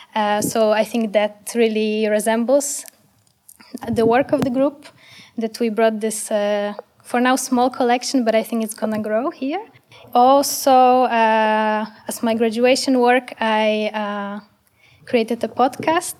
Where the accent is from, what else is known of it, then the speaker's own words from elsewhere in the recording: Poland; now in Amsterdam, Netherlands; I'm from Poland originally